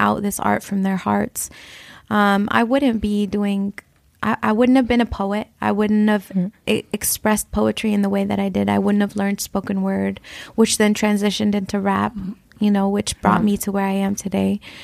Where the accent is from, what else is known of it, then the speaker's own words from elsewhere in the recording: Flint, Michigan, United States; I grew up in Flint, Michigan